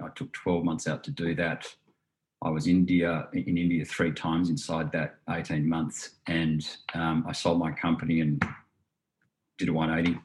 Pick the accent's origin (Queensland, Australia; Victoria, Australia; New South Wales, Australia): New South Wales, Australia; Southern Highlands; also born or lived in Sydney / London / Hong Kong; I was born in Sydney, grew up in the Southern Highlands, um, you know, quasi country